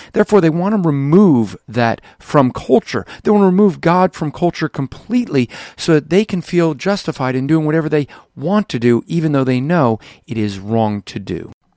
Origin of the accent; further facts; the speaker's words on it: United States; us as American Christians